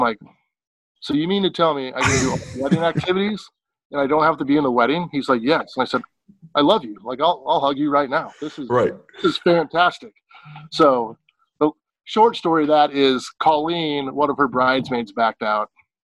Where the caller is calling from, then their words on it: Walla Walla, Washington, United States; Coming from Walla Walla, Washington, in my backyard, actually.